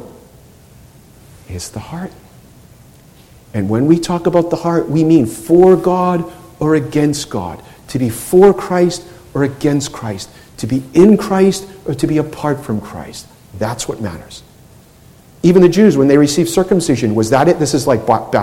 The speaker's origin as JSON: {"language": "English", "town": "Boston", "region": "Massachusetts", "country": "United States", "said": "where I'm from in Boston"}